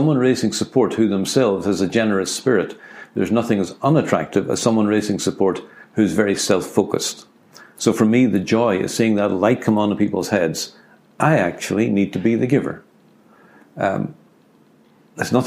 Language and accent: English; Ireland; I'm an Irishman